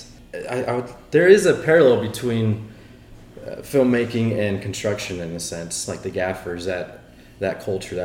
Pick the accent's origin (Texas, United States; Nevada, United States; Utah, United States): Texas, United States; Austin; also born or lived in San Francisco; Born and raised here in Austin